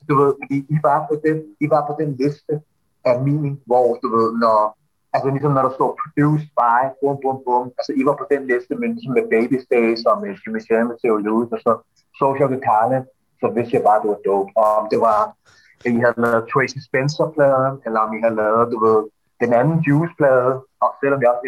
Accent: Copenhagen, Capital Region of Denmark, Denmark; Jeg, jeg, jeg, jeg, jeg er københavner.

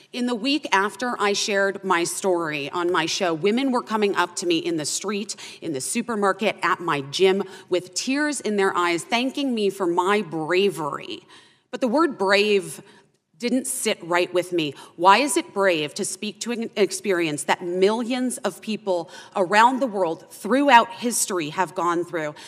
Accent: Arizona, United States; my home state of Arizona

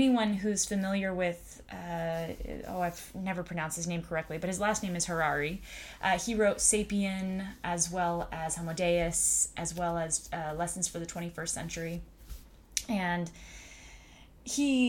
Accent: United States; I was born here in America

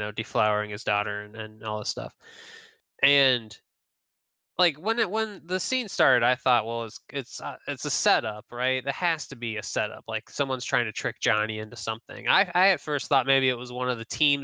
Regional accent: Wapakoneta, Ohio, United States; in my hometown, in Wapakoneta

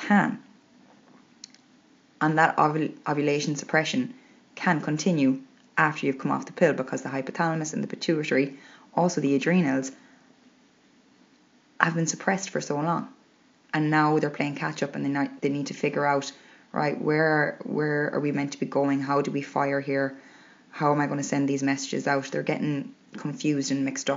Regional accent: Ireland; We're Irish

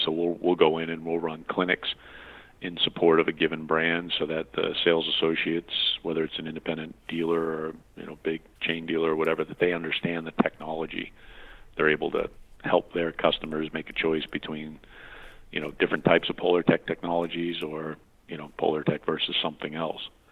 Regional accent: New England, United States; I growing up in New England

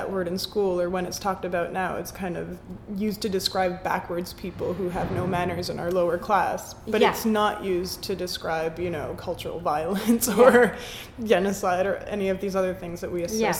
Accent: Quebec, Canada; I guess we're both born and raised in Quebec.

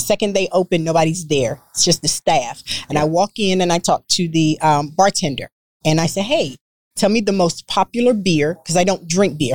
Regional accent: North Carolina, United States; now in Texas, United States; I'm from North Carolina, so my soaps have lard in them

